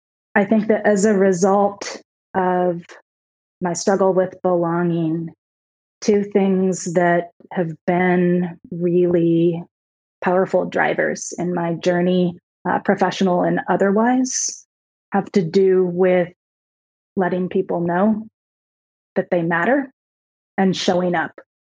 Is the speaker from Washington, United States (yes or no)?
yes; Seattle, Washington, United States; My answer has always been, I'm from Seattle. My wife and I lived in DC for 7.5 years.